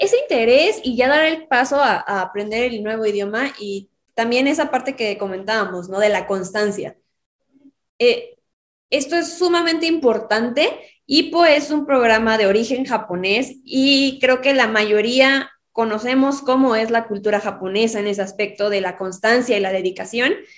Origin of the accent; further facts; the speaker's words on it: Mexico; soy de México